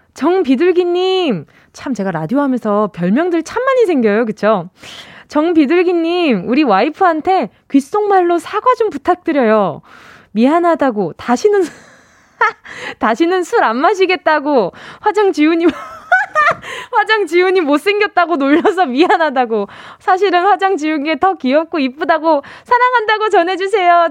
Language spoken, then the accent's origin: Korean; Busan, South Korea; moved away; 제가 고향이 부산인데도